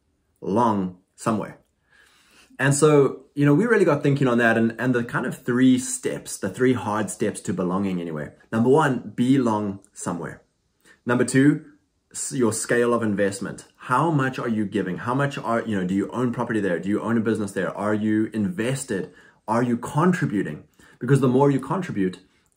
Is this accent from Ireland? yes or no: no; South Africa; also born or lived in Lexington, Kentucky, United States; now in United States; went back to South Africa to visit my family